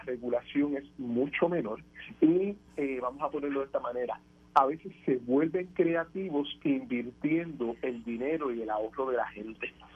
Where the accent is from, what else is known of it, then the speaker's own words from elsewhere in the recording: Puerto Rico; hablando como puertorriqueño, persona y economista